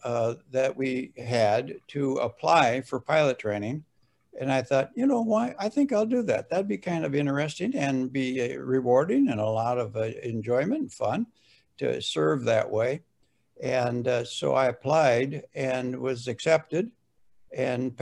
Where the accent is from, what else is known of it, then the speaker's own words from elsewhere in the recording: Fargo, North Dakota, United States; I was born and raised right here in Fargo, in South Fargo.